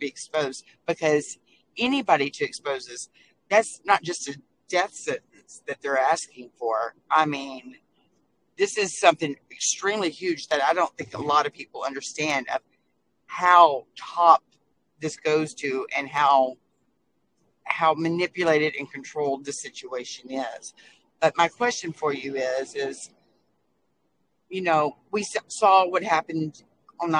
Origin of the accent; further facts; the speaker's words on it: Texas, United States; also born or lived in Lowell, Massachusetts / Nashua, New Hampshire; because I'm a Texan. I grew up, raised all that here in Texas